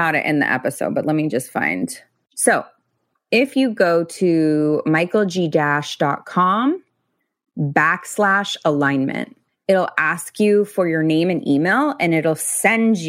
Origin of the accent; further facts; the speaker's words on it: coastal California, United States; I grew up here